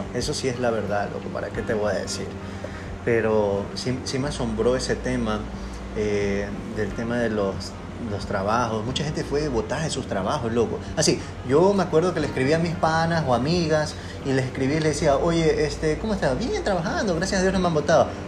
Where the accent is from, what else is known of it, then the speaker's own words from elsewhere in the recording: Ecuador; a nosotros como ecuatorianos